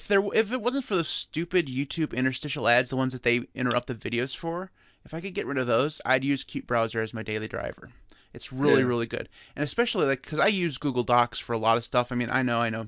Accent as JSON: {"language": "English", "country": "United States", "said": "I'm American"}